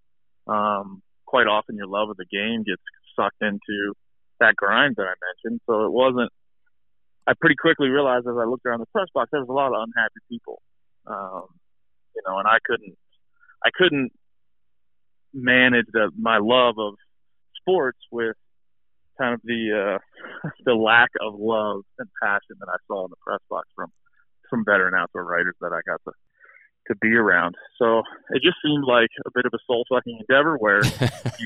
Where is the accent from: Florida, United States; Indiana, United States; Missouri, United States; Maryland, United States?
Maryland, United States; Hagerstown; I met a gentleman named Pete Angle at a bar in my hometown. Him and I are both from Hagerstown, Maryland.